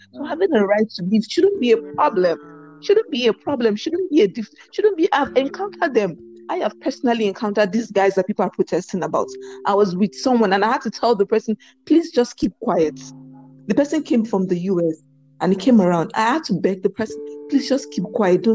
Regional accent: Nigeria; moved away; I am Nigerian. I was born Nigeria

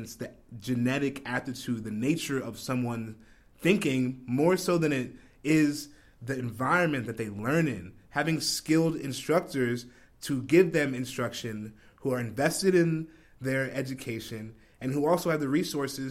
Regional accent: New Jersey, United States; Where I grew up in South Jersey.

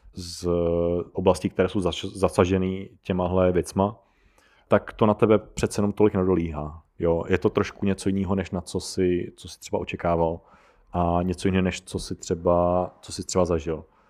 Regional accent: Czechia

